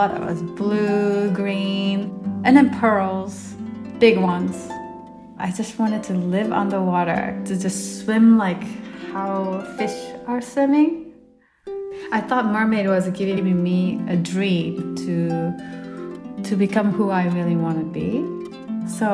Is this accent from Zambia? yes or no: no; Japan; moved away; I'm from Japan originally